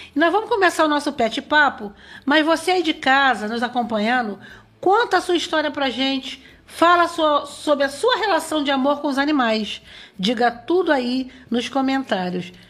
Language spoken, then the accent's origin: Portuguese; Barra do Piraí, Rio de Janeiro, Brazil; moved away as an adult; now in São João de Meriti, Brazil; eu estou aqui há 25 anos, eu sou de Barra do Piraí